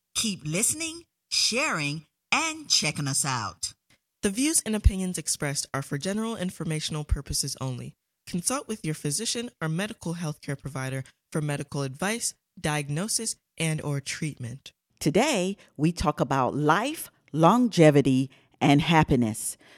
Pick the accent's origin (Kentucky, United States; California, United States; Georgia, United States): Georgia, United States; Atlanta; ATL, which I was born and raised